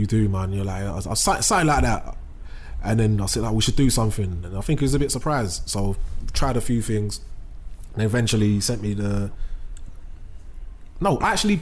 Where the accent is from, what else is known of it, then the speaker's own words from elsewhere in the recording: London, United Kingdom; I'm from Bow. So Bow like it's mixed